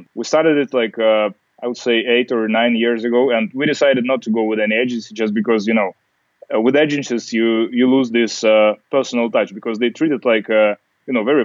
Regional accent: Siberia, Russia; also born or lived in New York, United States; now in St. Petersburg, Russia; I grew up in Siberia, so it's going to be like an 8-hour flight from London, 4-hour flight from Moscow or from St. Pete.

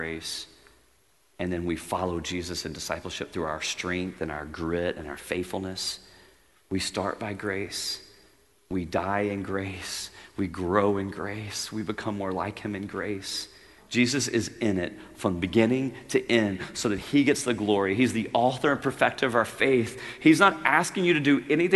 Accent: Louisiana, United States; I'm a redneck. I grew up in Louisiana on a farm

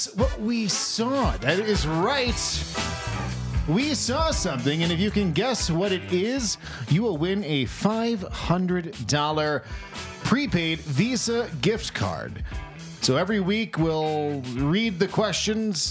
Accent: Florida, United States; moved away; I'm from Florida

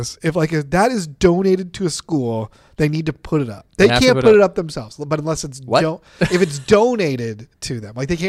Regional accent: Texas, United States; I'm also from Texas.

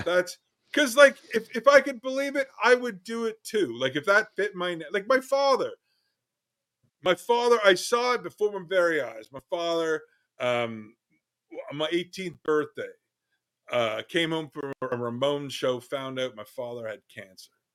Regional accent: Canada; I'm a Canadian

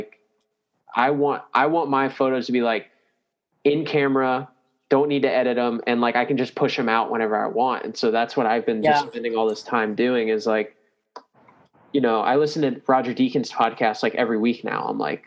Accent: New Smyrna Beach, Florida, United States; I grew up with him in New Smyrna

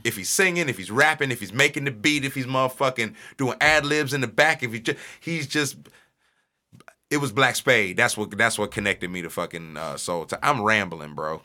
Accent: St. Louis, Missouri, United States; I'm from North City, Saint Louis

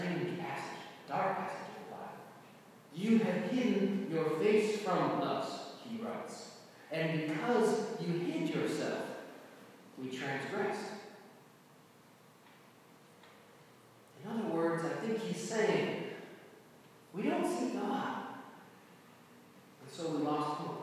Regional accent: North Dakota, United States; moved away; I come to you all from North Dakota, from the land of long, dark, cold winters and the dour Norwegians.

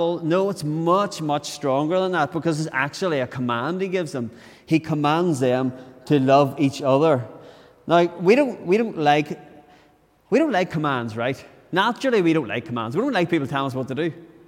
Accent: Tyrone, Northern Ireland, United Kingdom; So I was brought up in Tyrone.

